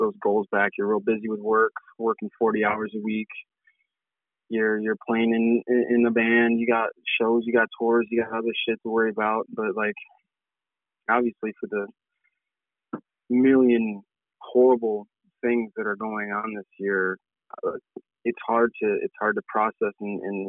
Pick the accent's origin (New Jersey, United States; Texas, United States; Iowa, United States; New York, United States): New York, United States; Auburn; moved away as an adult; also born or lived in Port Byron, New York; now in Syracuse, United States; I'm from Auburn, New York.